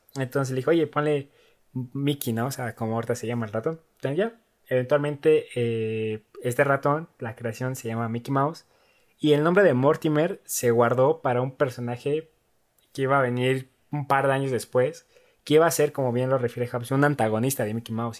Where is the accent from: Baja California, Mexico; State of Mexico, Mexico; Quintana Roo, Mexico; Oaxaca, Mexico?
State of Mexico, Mexico; Ecatepec; yo nací en Ecatepec, ahí en la eh, Jardín Santa Clara.